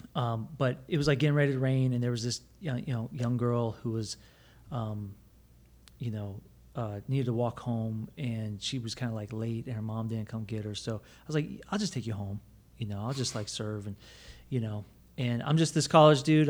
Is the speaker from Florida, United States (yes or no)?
yes; Plant City, Florida, United States; growing up in Plant City